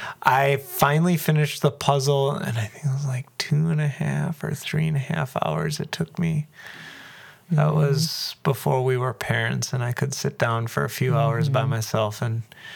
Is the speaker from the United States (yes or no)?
yes; Cedarburg, Wisconsin, United States; I was born and raised here.